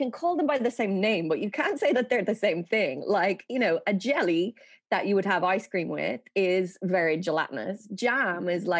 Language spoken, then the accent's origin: English; Dublin, Leinster, Ireland; accent: Dublin; moved away as an adult; I'd say I've quite a quintessential Dublin accent because it's a very city accent.